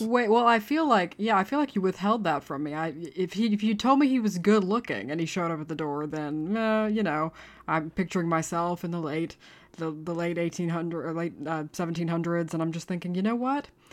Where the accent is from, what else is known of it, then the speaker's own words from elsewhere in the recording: United States; now in Dublin, Ireland; I am an American